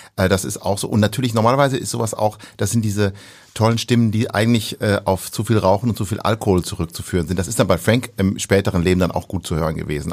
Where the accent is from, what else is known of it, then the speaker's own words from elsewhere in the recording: near Osnabrück, Lower Saxony, Germany; accent: Hamburger Klang; bin aufgewachsen in der Nähe von Osnabrück